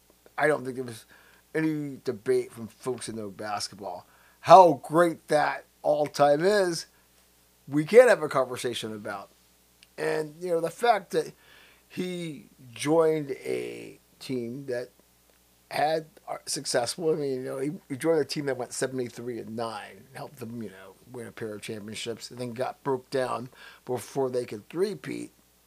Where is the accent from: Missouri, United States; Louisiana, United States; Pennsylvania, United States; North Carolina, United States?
Missouri, United States; You know, I'm from Missouri. Show me that you can, and then I'll believe it.